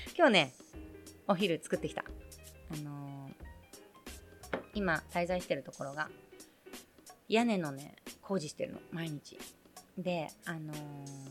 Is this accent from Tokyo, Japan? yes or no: yes; Tokyo, Japan; 生まれ育ちそして今も一応拠点を置いています東京